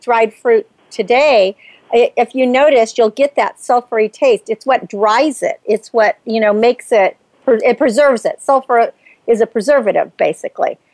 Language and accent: English; Napa Valley, California, United States; I grew up in Napa Valley